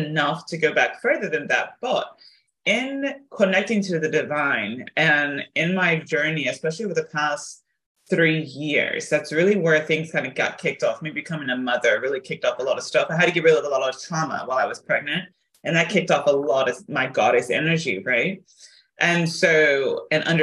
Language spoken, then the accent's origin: English; South Africa; moved away; also born or lived in Tennessee; I was raised in South Africa.